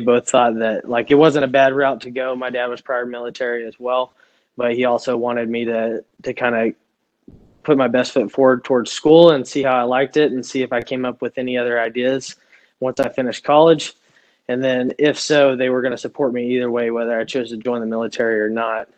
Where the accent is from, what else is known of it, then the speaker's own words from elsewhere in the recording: Stephenville, Texas, United States; moved away as an adult; I grew up in in Texas. I lived there my entire life, all the way till I was 24 years old